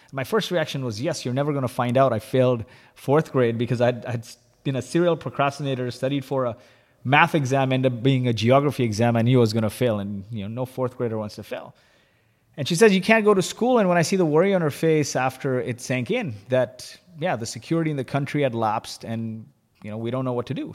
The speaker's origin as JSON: {"language": "English", "country": "Kuwait", "tie": "born or raised there", "also_born_or_lived": "Dubai / San Francisco / Vancouver", "moved": "yes", "said": "I was born in Kuwait"}